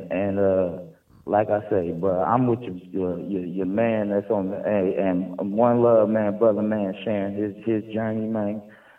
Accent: San Francisco, California, United States; Oh, man, I'm from San Francisco, man.

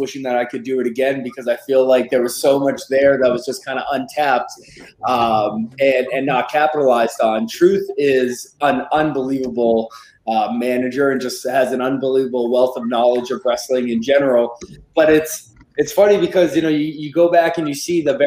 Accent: New England, United States; I grew up in the Northeast. I'm from New England

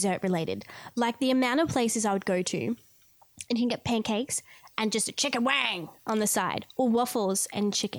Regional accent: Queensland, Australia; now in New South Wales, Australia; I'm from Queensland

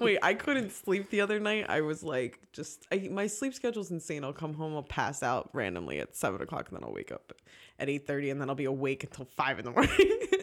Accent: New Jersey, United States; moved away; also born or lived in Philadelphia; I'm from Jersey

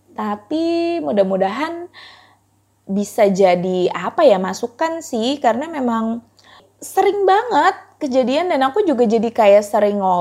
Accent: Bekasi, West Java, Indonesia; sebagai orang Bekasi yang merasakan banget kayak kalau mau pergi kemana-mana itu jauh

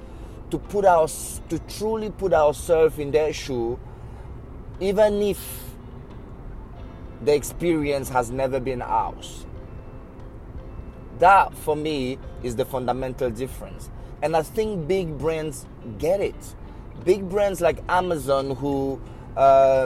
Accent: Cameroon; I'm from Cameroon

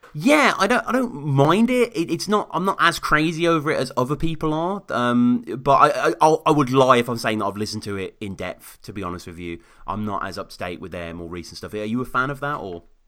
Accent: Birmingham, West Midlands, United Kingdom; where I grew up in Birmingham.

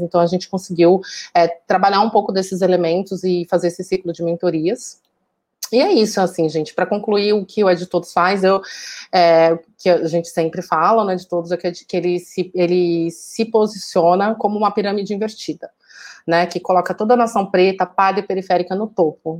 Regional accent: Taboão da Serra, São Paulo, Brazil; also born or lived in Jardim Santo Eduardo; Eu nasci e cresci na periferia de, da Zona Sul de São Paulo

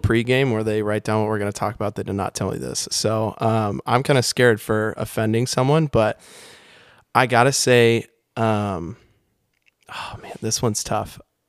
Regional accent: Kansas, United States; born or raised there; moved away

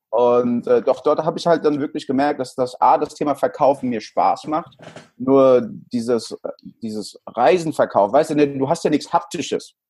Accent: Frankfurt, Hesse, Germany; born or raised there; also born or lived in El Salvador / Stockholm

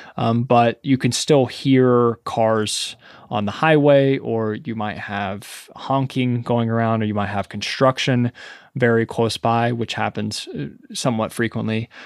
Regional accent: Ashland, Kentucky, United States; moved away as an adult; also born or lived in Lexington, Kentucky; now in New York City, United States; being born and raised in Kentucky

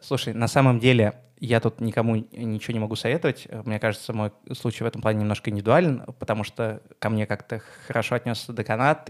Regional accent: Moscow, Russia; Я из Москвы. Э, мы сейчас записываем с тобой подкаст в том доме, в котором я рос

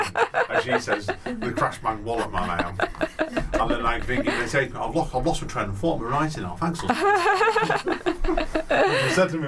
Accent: Manchester, North West England, United Kingdom; Chalton Cum Hardy, where I grew up a lot around Chalton Cum Hardy.

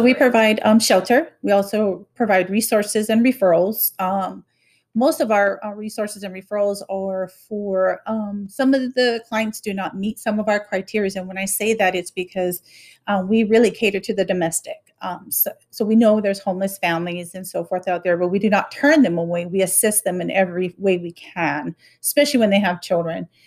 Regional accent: Honolulu, Hawaii, United States; now in Tipton County, United States; I am originally from Honolulu, Hawaii

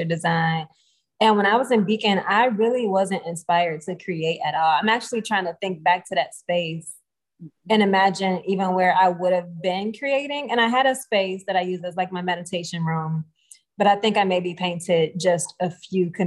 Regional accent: Detroit, Michigan, United States; growing up in Detroit, growing up in the hood in Detroit, like it wasn't a lot of nature

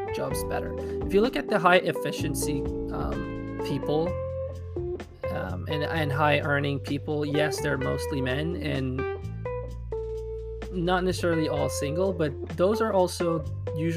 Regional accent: Quebec, Canada; I'm from Quebec in Canada, and the way things work here are different

